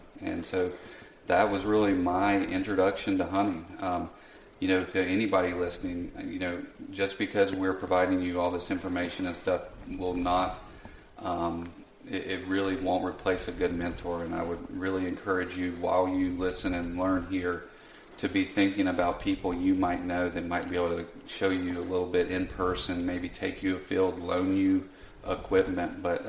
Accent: North Carolina, United States; So, you know, I was born in Western North Carolina to non-hunting parents. You know, grew up around it enough to know it was something I was interested

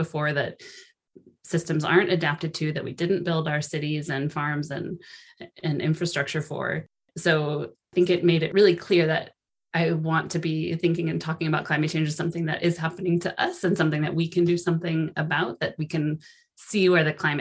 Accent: Sonoma, California, United States; my hometown of Sonoma

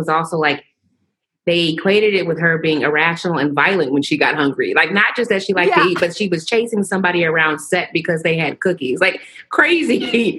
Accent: the South, United States; Yes, I'm from the South.

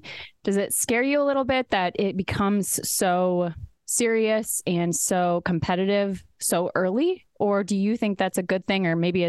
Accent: Iowa, United States; So I grew up in Western Iowa, rural Iowa.

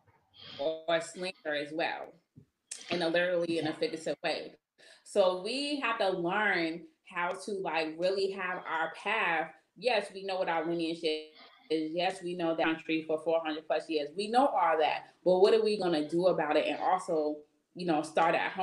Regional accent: Boston, Massachusetts, United States; I'm not from Roxbury, I'm from Mattapan

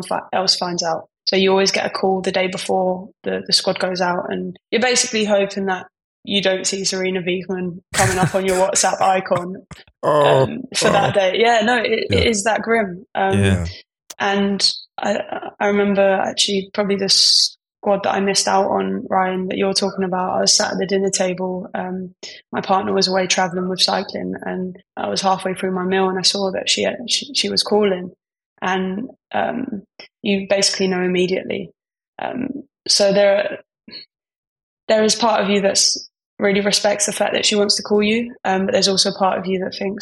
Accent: London, United Kingdom; I'm from East London

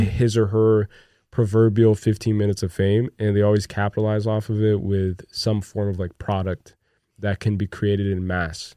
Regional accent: New Jersey, United States; we're also from Jersey

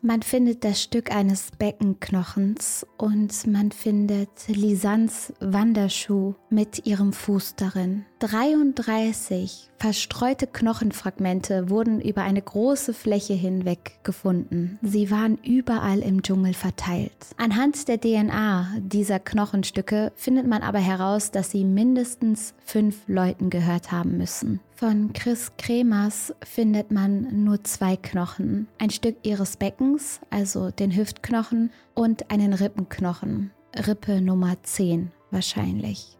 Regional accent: Cologne, North Rhine-Westphalia, Germany; ich als Kölnerin

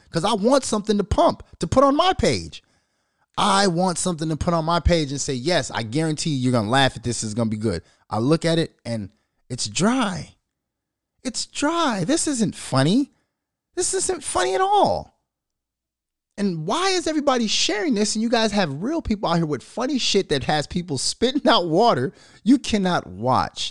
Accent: Minnesota, United States; born or raised there

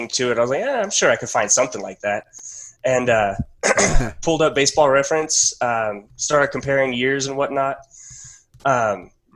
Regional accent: New Mexico, United States; I'm from New Mexico.

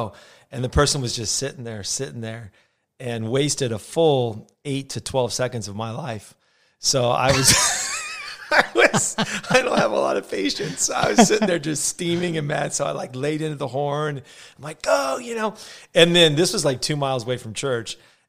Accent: Los Angeles, California, United States; also born or lived in Simi Valley, California / Ventura, California; I was born and raised in Van Nuys, California, which is like the armpit of Los Angeles. It's just north of like Hollywood and all the cool places in L.A., but so you get all the traffic and the smog, but without any of the cool stuff.

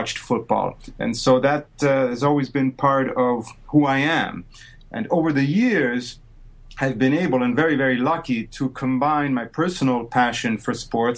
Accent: Rome, Lazio, Italy; moved away as an adult; now in United States; born and grew up in Rome, Italy

